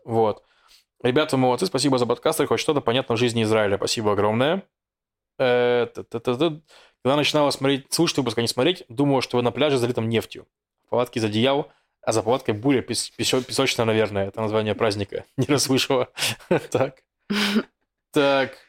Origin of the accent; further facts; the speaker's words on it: Russia; я из России